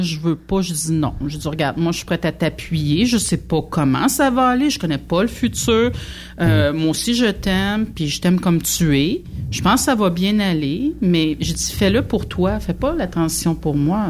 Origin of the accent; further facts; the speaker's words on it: Quebec, Canada; on vient du Québec puis on parle français, c'est pour ça qu'on a un drôle d'accent.